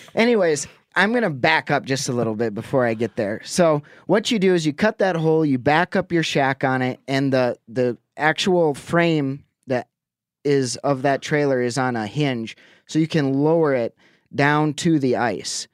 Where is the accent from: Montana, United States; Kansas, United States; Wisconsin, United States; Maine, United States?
Wisconsin, United States; Lake Winnebago; moved away; a local watering hole back on Lake Winnebago. That's where I grew up in Wisconsin